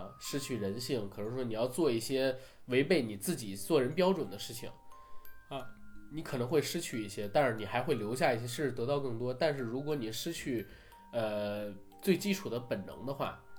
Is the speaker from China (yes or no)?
yes; China; 就是我们中国人在写一些呃文字的时候，写一些文学作品的时候，为什么很难？